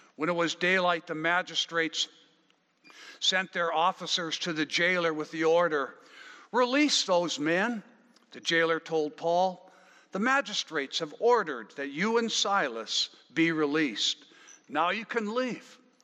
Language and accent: English; Wetaskiwin, Alberta, Canada; also born or lived in Killam, Alberta; now in Abbotsford, Canada; I might say Wetaskiwin or I was born in Killam, I might say. Uh, but that's not where I live now. I live now in Abbotsford.